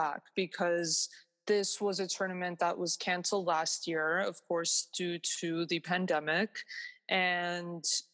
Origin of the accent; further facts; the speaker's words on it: Toronto, Ontario, Canada; I was born and raised in Toronto